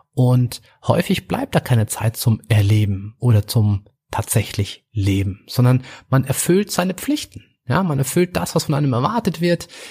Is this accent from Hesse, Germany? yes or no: no; Munich, Bavaria, Germany; ich komme aus München